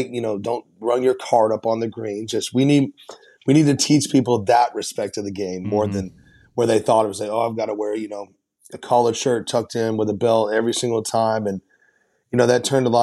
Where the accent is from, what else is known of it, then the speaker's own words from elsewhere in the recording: Nashville, Tennessee, United States; I'm born and raised in Nashville